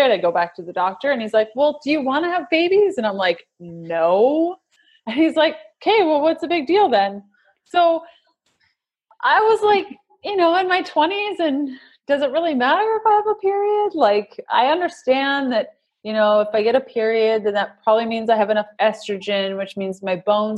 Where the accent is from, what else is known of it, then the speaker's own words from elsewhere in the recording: Canada; We're Canadian